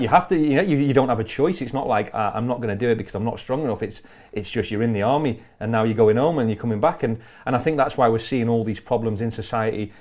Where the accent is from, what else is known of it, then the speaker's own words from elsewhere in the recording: Blackpool, North West England, United Kingdom; in Blackpool okay. in Lancashire